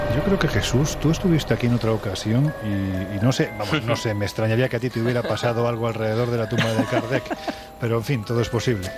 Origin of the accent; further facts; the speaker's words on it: Andalusia, Spain; Y yo soy andaluz. Y como buen andaluz